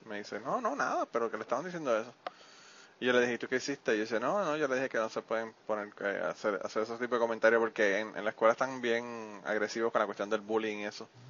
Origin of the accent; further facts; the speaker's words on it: Puerto Rico; now in United States; yo soy boricua